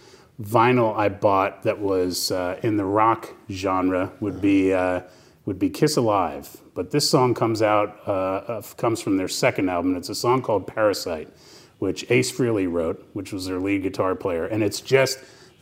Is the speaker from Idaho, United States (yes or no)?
no; New Jersey, United States; Basking Ridge, New Jersey, my home state.